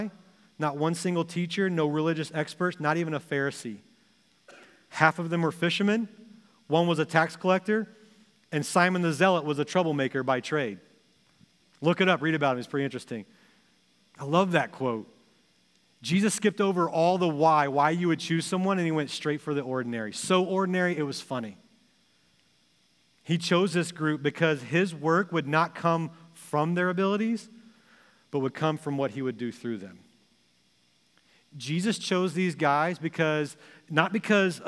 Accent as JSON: {"language": "English", "region": "Texas", "country": "United States", "tie": "born or raised there", "also_born_or_lived": "Springfield, Missouri", "moved": "as an adult", "lives_now": "Ohio, United States", "said": "when I was growing up in Texas in middle school"}